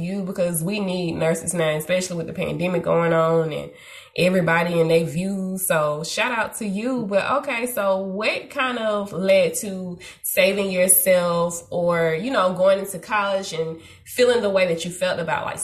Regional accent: the South, United States; I'm from the south.

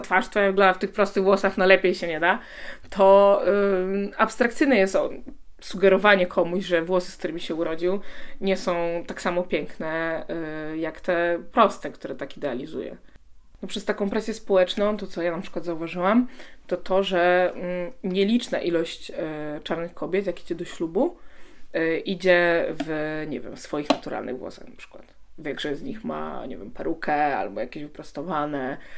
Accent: Poland; first language Polish; wychowałam się w Polsce

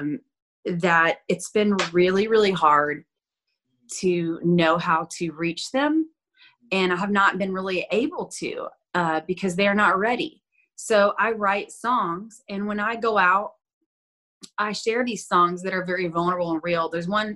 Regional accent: Florida Panhandle, United States; I'm originally from the Panhandle of Florida. So that's like deep South

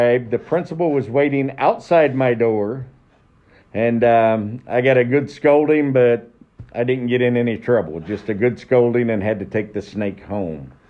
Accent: Franklin, Indiana, United States; I'm from Franklin, south of Greenwood in Johnson County, not Franklin Central, Franklin Community. So I went to high school there, and then I decided to stay and be a hometownie

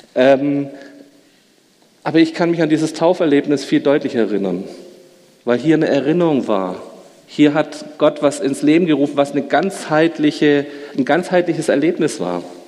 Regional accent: Schmieden, Baden-Württemberg, Germany; Meine Mutter ist in der evangelischen Kirche in Schmieden gewesen. Ich bin dort in der Jungscharbeit groß geworden.

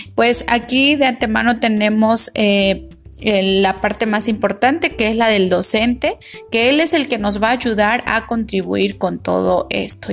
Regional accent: Mexico; como mexicanos

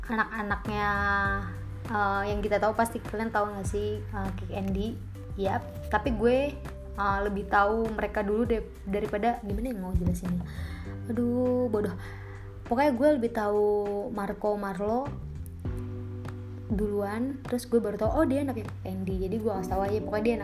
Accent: Bogor, West Java, Indonesia; tiba-tiba manggil gue teteh kayak tahu nih orang tahu gue dari Bogor gitu kan

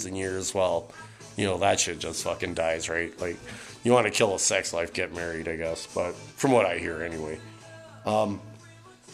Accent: Calgary, Alberta, Canada; growing up in Calgary

